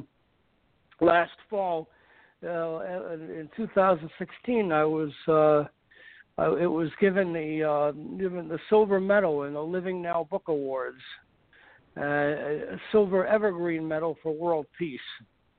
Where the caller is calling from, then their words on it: Los Angeles, California, United States; L.A., from Brentwood.